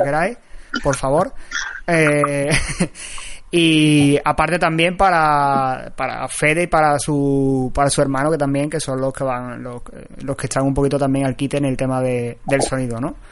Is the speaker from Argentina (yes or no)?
no; a town in the province of Seville, Andalusia, Spain; yo soy de Sevilla, pero soy de un pueblo, no soy de la misma Sevilla, entonces por aquí eh, en mi pueblo no había librerías especializadas